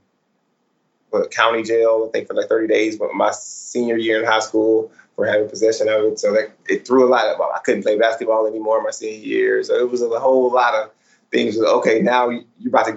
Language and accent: English; McNair, Texas, United States; now in Florida, United States; originally I am from Houston, Texas, right outside, east side of Houston, Texas, in a little city called McNair, Texas